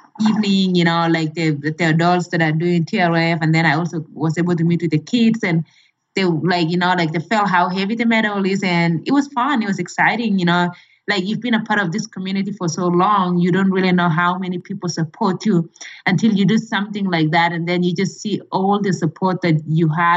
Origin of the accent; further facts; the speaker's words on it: Kenya; moved away as an adult; now in United States; my home country, Kenya